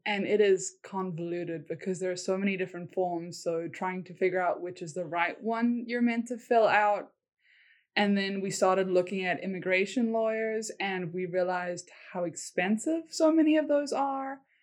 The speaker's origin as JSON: {"language": "English", "country": "South Africa", "also_born_or_lived": "Korea", "moved": "as an adult", "lives_now": "United States", "said": "I'm from South Africa"}